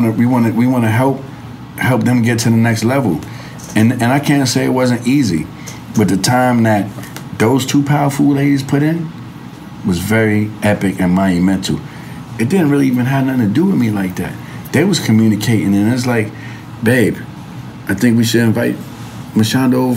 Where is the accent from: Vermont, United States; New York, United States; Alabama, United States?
New York, United States; New York City; I'm from the Bronx